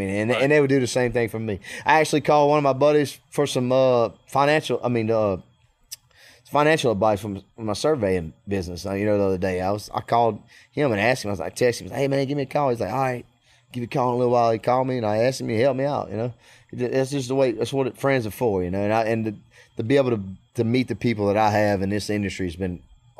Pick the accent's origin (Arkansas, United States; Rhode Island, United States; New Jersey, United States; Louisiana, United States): Louisiana, United States; Clinton; And so, I mean, I grew up playing baseball in Clinton, right up the road from Baton Rouge.